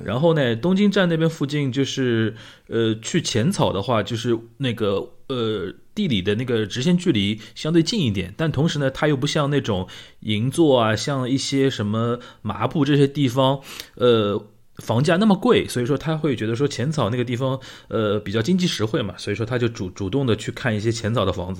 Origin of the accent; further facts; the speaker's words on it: Shanghai, China; 我们上海人平时就是聊这类东西